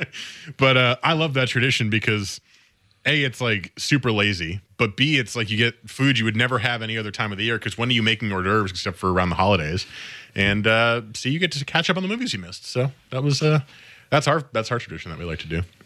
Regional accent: New Jersey, United States; moved away; where I grew up in New Jersey

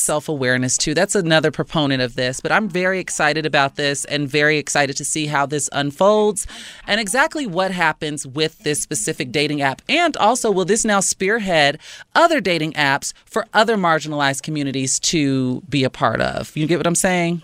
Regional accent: Chicago, Illinois, United States; proud Chicagoan. Shout out to my hometown

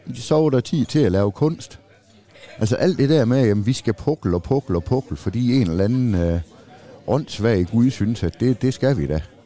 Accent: Denmark

